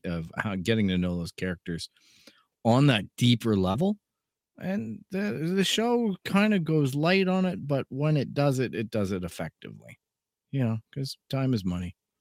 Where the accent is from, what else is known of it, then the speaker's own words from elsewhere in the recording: Canada; being Canadian